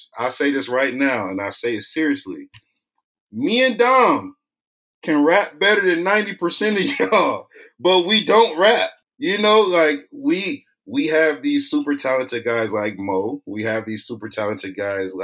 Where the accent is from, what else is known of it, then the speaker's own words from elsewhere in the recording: East Cleveland, Ohio, United States; I'm originally from East Cleveland, Ohio. Might be the poorest city in the country, 7th.